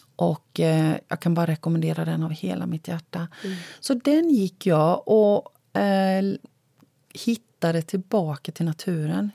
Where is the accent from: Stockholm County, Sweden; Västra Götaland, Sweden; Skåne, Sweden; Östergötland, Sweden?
Östergötland, Sweden; Lake Sommen; moved away; also born or lived in Blekinge; ett hus vid sjön Sommen, för det är där jag är född